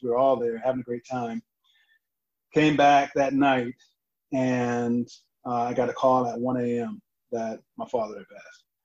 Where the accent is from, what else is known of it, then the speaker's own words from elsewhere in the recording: Saginaw, Michigan, United States; moved away as an adult; also born or lived in Baton Rouge, Louisiana; I was born in Saginaw, Michigan